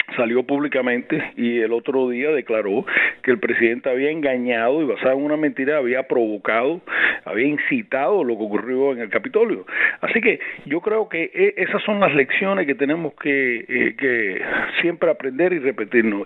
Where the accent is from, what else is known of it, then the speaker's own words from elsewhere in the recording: Cuba; now in United States; Para mí como cubano